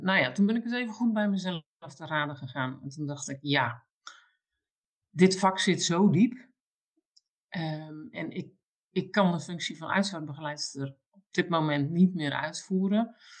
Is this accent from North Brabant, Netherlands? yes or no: no; Alblasserwaard, South Holland, Netherlands; ik woon mijn hele leven al in de Alblassenwaardse polder